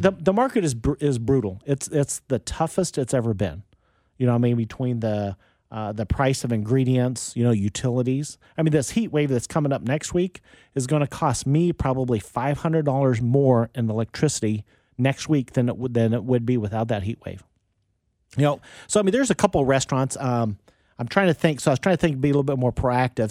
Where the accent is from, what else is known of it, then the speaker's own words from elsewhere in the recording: Wichita, Kansas, United States; also born or lived in Overland Park, Kansas; I was growing up in Wichita